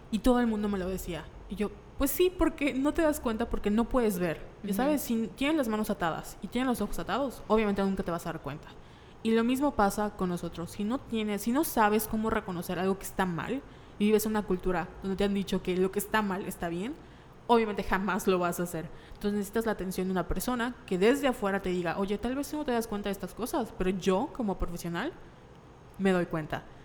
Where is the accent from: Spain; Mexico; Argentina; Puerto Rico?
Mexico; Nosotros como mexicanos, o sea, yo me acuerdo que de niña, si tenía algún problema, que debían ir al, psicólogo